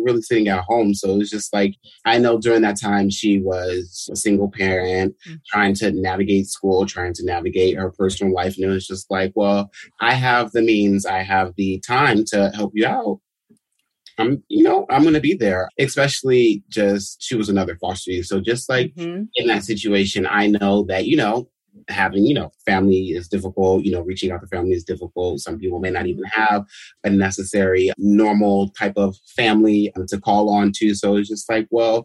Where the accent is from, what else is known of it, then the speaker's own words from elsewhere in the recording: Los Angeles, California, United States; Born and raised in Los Angeles